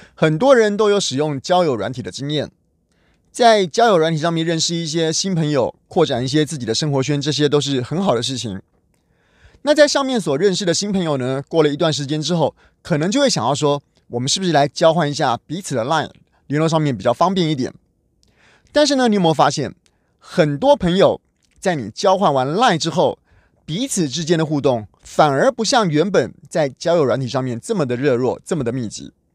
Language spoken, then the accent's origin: Chinese; Taiwan; 我们台湾人